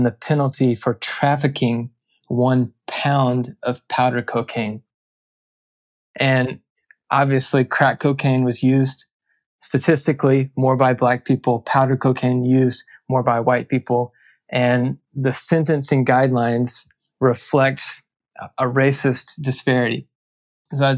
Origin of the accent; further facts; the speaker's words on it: Little Rock, Arkansas, United States; I grew up in Arkansas. I grew up in Little Rock